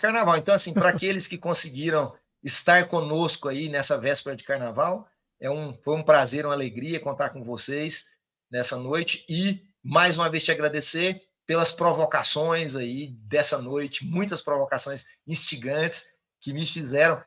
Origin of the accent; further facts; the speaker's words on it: Ituiutaba, Minas Gerais, Brazil; now in Goiás, Brazil; minha cidade natal amada, Ituiutaba